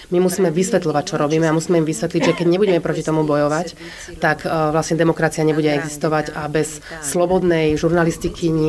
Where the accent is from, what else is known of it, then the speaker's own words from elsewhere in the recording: Palermo, Sicily, Italy; Slovak is a second language; ja som z Palermate, čiže zo Sicílie a v 70 80 rokoch skutočne bolo tak strašne veľa vražd.